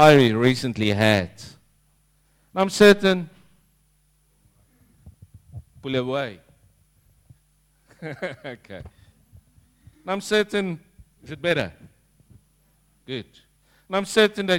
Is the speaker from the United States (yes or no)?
no; South Africa; moved away as an adult; now in Langwarrin, Australia; That's my kind of people, being South African